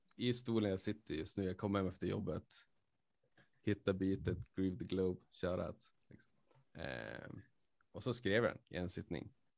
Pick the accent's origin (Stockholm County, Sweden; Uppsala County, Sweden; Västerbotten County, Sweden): Västerbotten County, Sweden; Skellefteå; now in Umeå, Sweden; Skellefteå, mm. born and raised